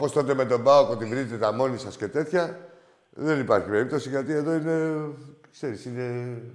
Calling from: Larissa, Thessaly, Greece; από τη Λάρισα.

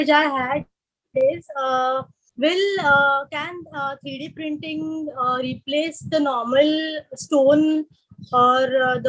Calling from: Mumbai, Maharashtra, India; Yeah, I'm coming from Mumbai. I'm an orthodontist profession and I have my private clinic in Mumbai itself.

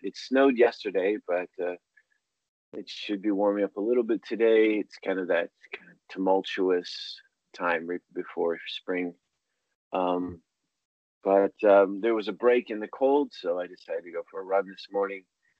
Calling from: Alexandria, Virginia, United States; I'm calling you from just outside the United States Capitol of Washington, D.C. I'm calling you from the old city of Alexandria, Virginia.

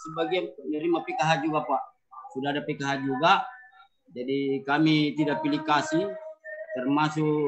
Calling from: Jenites, South Sulawesi, Indonesia; Kami Desa Jenites, Kabupaten Maros, Sulawesi Selata

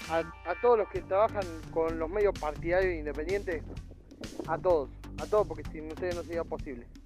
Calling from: Marcos Juárez, Córdoba, Argentina; de Marco Juárez. Quería contarles que hoy es mi cumpleaños, estoy cumpliendo 23

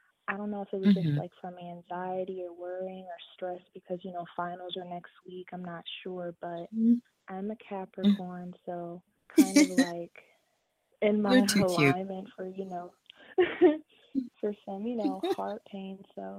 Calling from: Dallastown, Pennsylvania, United States; I'm calling from Pennsylvania.

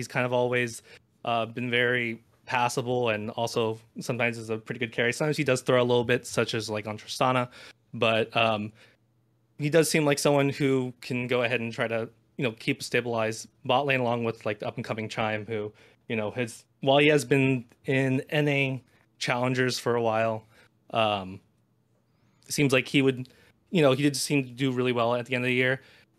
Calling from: Los Angeles, California, United States; I'm calling from cold, rainy Los Angeles, California.

